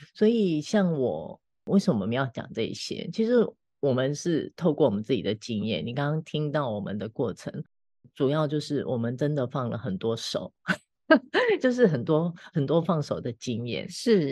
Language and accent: Chinese; Taiwan; moved away as an adult; also born or lived in Shanghai; 像我早期真的是从台湾搬回到，搬到上海去重新从零开始过生活，然后现在十年后又从上海搬回台湾